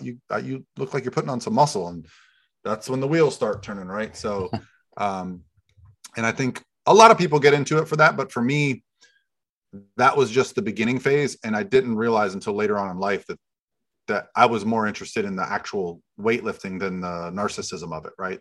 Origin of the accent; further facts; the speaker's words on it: Florida, United States; I grew up in Florida